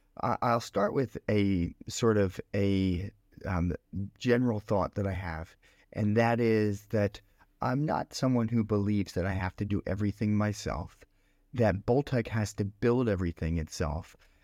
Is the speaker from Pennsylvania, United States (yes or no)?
yes; Philadelphia, Pennsylvania, United States; now in Singapore; I grew up in Pennsylvania, in Philadelphia, Pennsylvania.